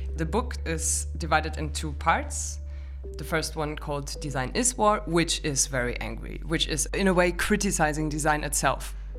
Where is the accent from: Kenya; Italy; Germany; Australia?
Germany; moved away; I'm from Germany